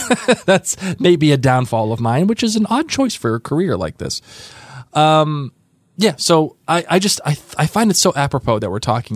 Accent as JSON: {"language": "English", "country": "United States", "said": "as an American and as a human"}